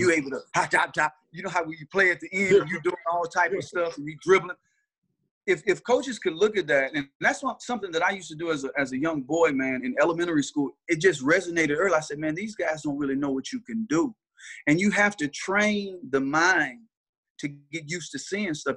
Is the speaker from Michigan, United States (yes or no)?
no; Mississippi, United States; we from Mississippi